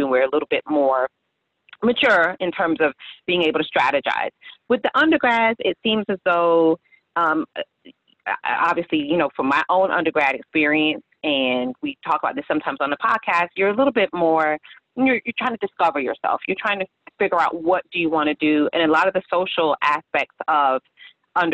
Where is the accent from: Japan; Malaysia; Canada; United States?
United States; Fort Lauderdale, Florida; now in West Palm Beach, United States; I'm in West Palm Beach, but I'm from Fort Lauderdale